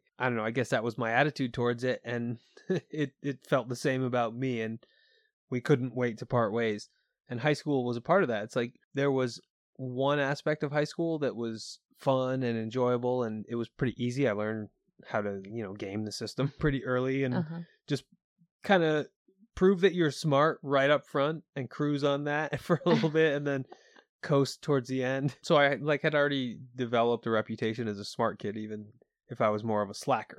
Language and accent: English; Keysville, New York, United States; But that was what living in Keysville, New York was like growing up. And, you know, I say that I grew up in New York State, and people immediately think it's the metropolis, but it ain't. It's as rural as it gets.